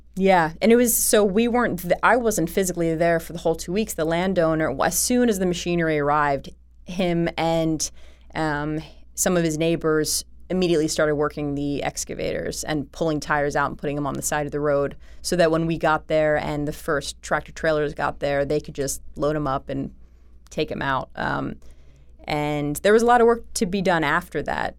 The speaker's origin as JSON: {"language": "English", "town": "Philadelphia", "region": "Pennsylvania", "country": "United States", "accent": "Philly", "said": "I was from Philly, I had a Philly accent."}